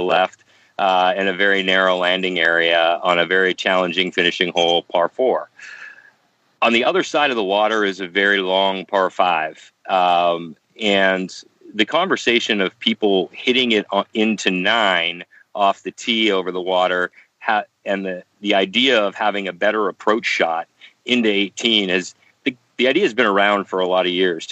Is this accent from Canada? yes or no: yes; Canada; as a Canadian